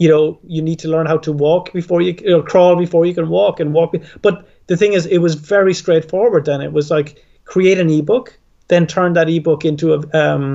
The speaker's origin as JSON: {"language": "English", "country": "Ireland", "said": "I'm Irish"}